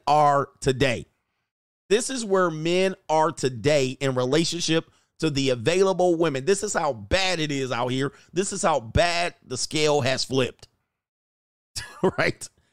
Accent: Canada; a Canadian citizen

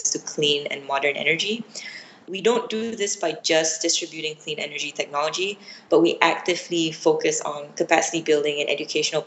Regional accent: Penang, Malaysia; moved away as an adult; also born or lived in United States; I was born and grew up in Penang, which is a little island state.

